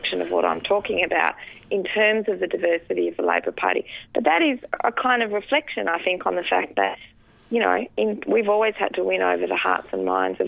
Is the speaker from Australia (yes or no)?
yes; Western Australia, Australia; moved away; in Western Australia, the state that I came from